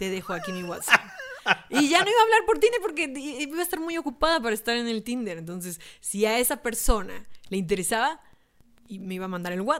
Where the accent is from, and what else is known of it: Mexico